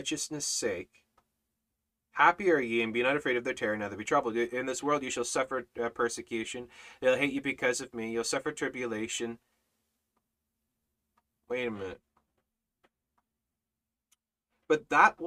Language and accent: English; Canada; I'm Canadian